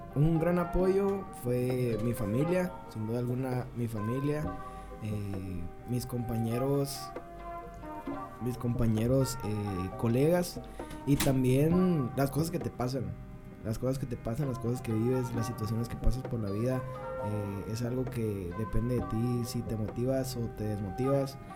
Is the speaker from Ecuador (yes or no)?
no; Nogales, Sonora, Mexico; Soy de Nogales, Sonora.